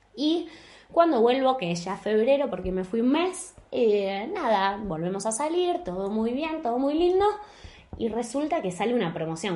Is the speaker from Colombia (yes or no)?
no; Argentina; moved away as an adult; also born or lived in Buenos Aires; now in Spain; los dos somos de Argentina